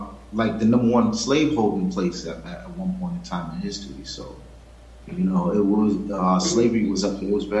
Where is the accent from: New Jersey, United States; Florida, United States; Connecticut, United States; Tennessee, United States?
Connecticut, United States; I'm from Connecticut